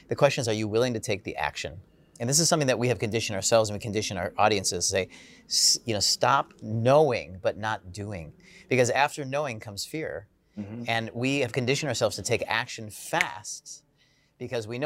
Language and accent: English; United States; I'm American